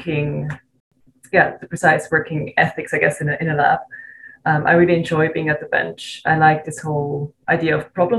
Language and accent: English; Switzerland; moved away as an adult; also born or lived in Zurich; I'm originally from Switzerland, from a really small town